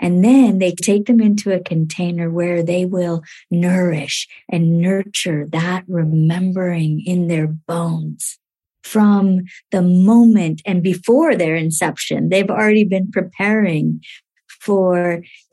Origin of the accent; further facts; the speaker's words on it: India; when I was born in India, the first thing that happened for me was that my grandmother put honey in my mouth